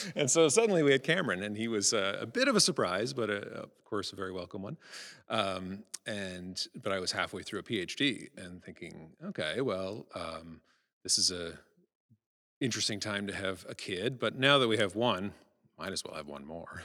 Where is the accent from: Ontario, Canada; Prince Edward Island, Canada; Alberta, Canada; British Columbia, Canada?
Prince Edward Island, Canada; moved away; I get offered a Canada Research Fair at my hometown